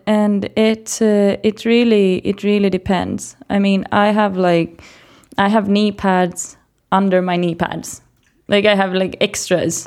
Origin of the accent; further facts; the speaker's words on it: Greece; English is a second language; moved away as an adult; now in Sweden; I'm born and brought up in Greece